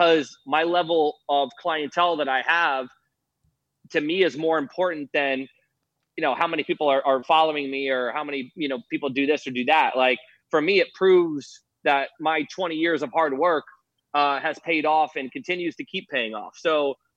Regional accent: St. Petersburg, Florida, United States; St. Pete

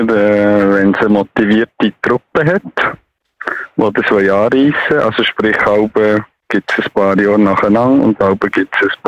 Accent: Biel, Bern, Switzerland; Ich bin in Biel aufgewachsen

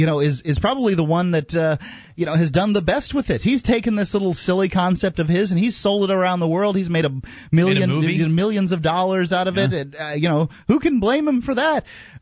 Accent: Florida, United States; moved away as an adult; now in New Hampshire, United States; I grew up in Florida, so I'm used to the weather being warm and nice.

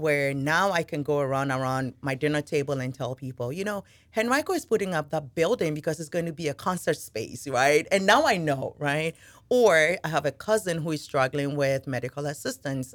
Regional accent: Ghana; now in Henrico, United States; I am originally from Ghana. Uh, moved here a little over twenty years ago

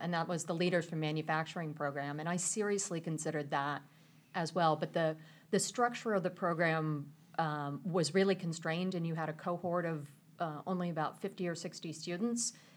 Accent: Mechanicsburg, Pennsylvania, United States; moved away as an adult; also born or lived in California; I grew up in Mechanicsburg, Pennsylvania

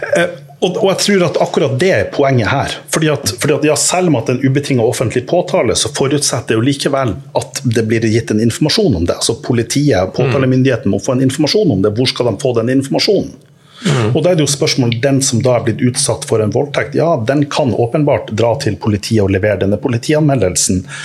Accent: Norway; Jeg er jo norsk

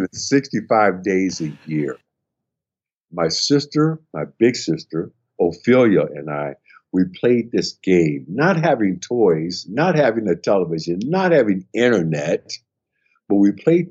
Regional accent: Milwaukee, Wisconsin, United States; my hometown, Milwaukee, Wisconsin, standing in front of the elementary school that I went

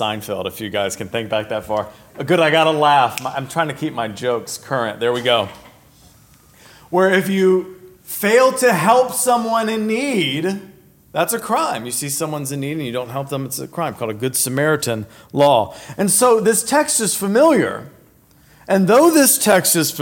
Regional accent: Virginia, United States; I grew up in Virginia, so there wasn't much of a desert

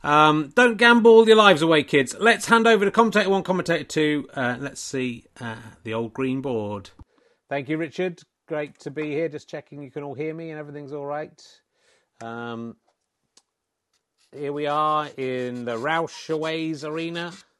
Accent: South West England, United Kingdom; accent: Somerset; it's because I'm from Somerset

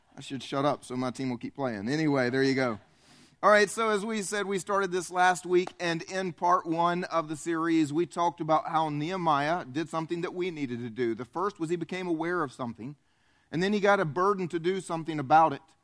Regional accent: the South, United States; I grew up here in the South in a blue collar family

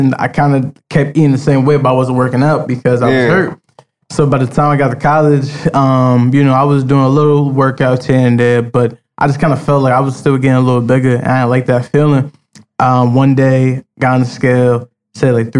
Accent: Roselle, United States; growing up in Roselle

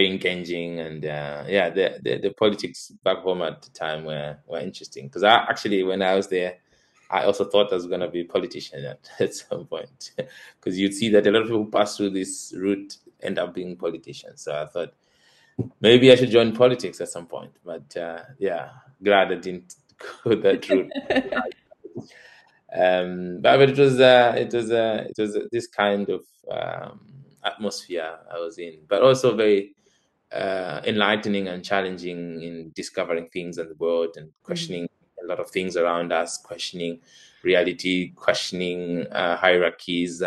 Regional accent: Zambia; moved away as an adult; now in Amsterdam, Netherlands; growing up in Zambia

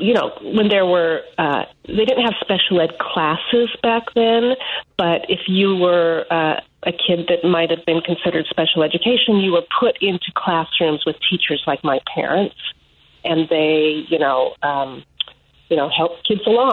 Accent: Utah, United States; now in Illinois, United States; I am the daughter of public school teachers in the state of Utah

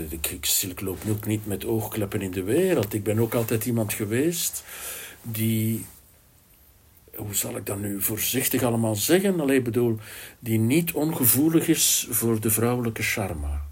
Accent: Flanders, Belgium; Ik ben ook een Vlaamse jongen.

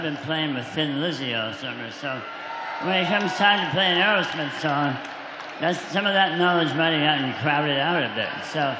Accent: Boston, Massachusetts, United States; I'm so proud to see how my hometown is welcoming these guys.

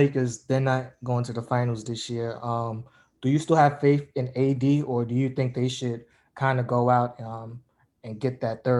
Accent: New York City, New York, United States; I'm from Brooklyn, New York.

